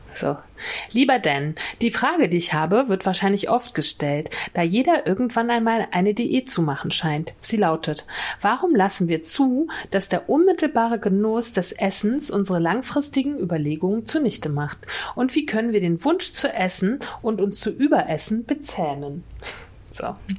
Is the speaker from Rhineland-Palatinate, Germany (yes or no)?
no; Mecklenburg-Vorpommern, Germany; Das ist nämlich Mecklenburg-Vorpommern, meine Heimat